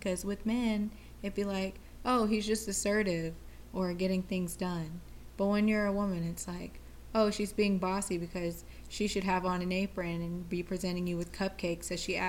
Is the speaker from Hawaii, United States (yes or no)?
yes; Hawaii, United States; I grew up in Hawaii, so a lot of times, like, that earthy rain smell, like when rain hits earth, that type of smell.